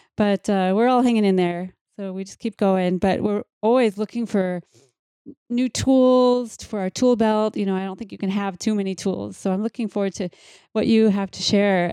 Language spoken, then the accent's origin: English; Mankato, Minnesota, United States; I was born in Mankato